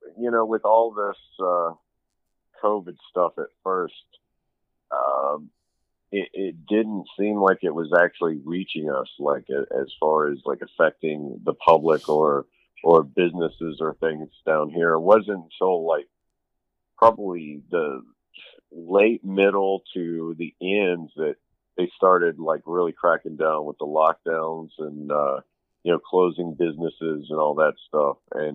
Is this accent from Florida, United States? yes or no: yes; Daytona Beach, Florida, United States; born there; I was born in Daytona Beach, Florida. And my family is military.